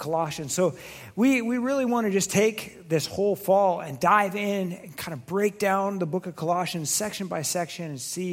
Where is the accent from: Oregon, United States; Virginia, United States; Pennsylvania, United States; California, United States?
Oregon, United States; I grew up in Oregon.